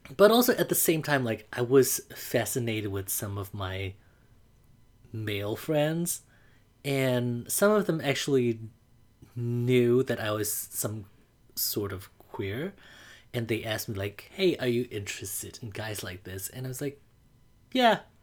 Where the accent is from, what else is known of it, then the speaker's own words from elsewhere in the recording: Mandalay, Mandalay Region, Myanmar; English is a second language; now in United States; I grew up in Mandalay, Burma.